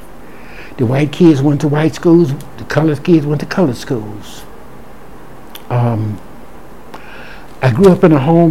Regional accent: South Louisiana, United States; I'm from the Cajun part of South Louisiana, the Bayou part

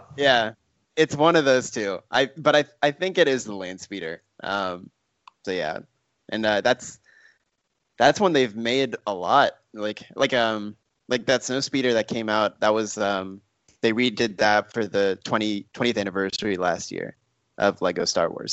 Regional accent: Texas, United States; now in Los Angeles, United States; by way of growing up in Texas

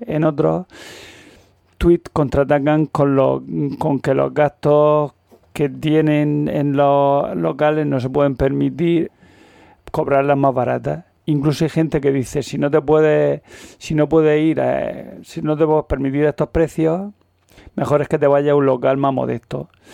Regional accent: Almería, Andalusia, Spain; now in Murcia, Spain; yo soy de Almería

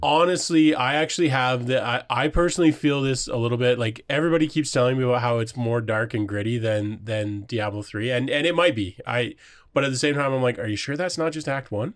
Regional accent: Waterford, Ontario, Canada; I grew up in Waterford. Ontario

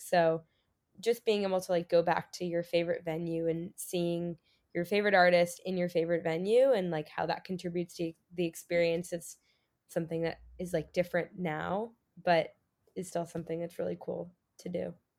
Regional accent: San Diego, California, United States; moved away as an adult; I'm from San Diego, California

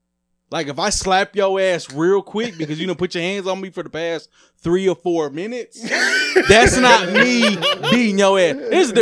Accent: Memphis, Tennessee, United States; I'm from Memphis. Never been to Graceland.

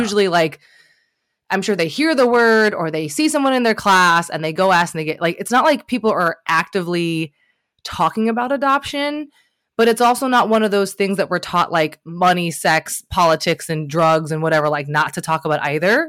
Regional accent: Northern Kentucky, United States; there was a girl that I grew up with in Northern Kentucky

